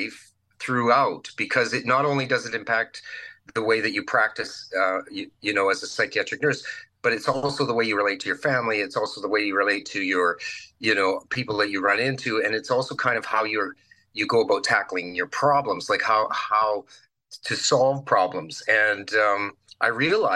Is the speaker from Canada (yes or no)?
yes; Virden, Manitoba, Canada; moved away as an adult; also born or lived in Brandon, Manitoba; I moved back home to my hometown of Verdon, Manitoba